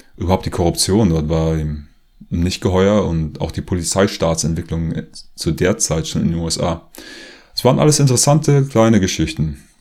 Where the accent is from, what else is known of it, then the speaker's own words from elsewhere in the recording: Germany; moved away as an adult; now in Leipzig, Germany; Ich komme eigentlich aus der Nähe von Berlin